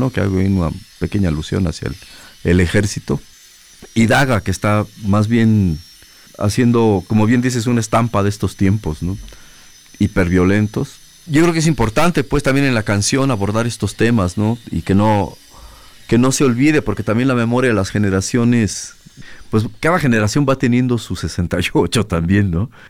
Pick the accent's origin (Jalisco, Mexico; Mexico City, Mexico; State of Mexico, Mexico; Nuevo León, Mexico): Jalisco, Mexico; Guadalajara; eh, soy músico, vengo de Guadalajara.